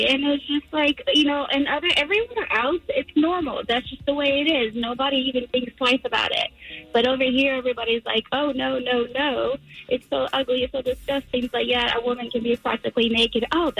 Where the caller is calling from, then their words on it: Castleberry, United States; I'm calling from Castleberry.